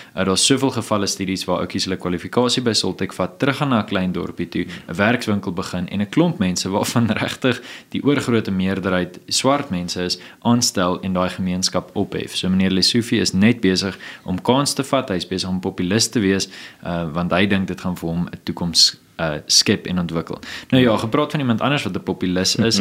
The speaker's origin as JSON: {"language": "Afrikaans", "town": "Johannesburg", "region": "Gauteng", "country": "South Africa", "tie": "born or raised there", "said": "ek het groot geword in Johannesburg in die Wesrand"}